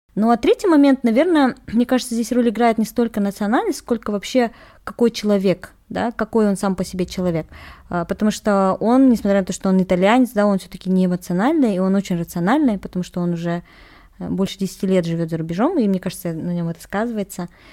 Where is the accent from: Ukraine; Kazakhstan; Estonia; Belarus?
Kazakhstan; Я казашка